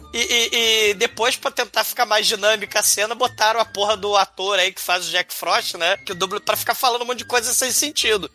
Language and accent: Portuguese; Rio de Janeiro, Brazil; eu sou carioca que nunca viu a neve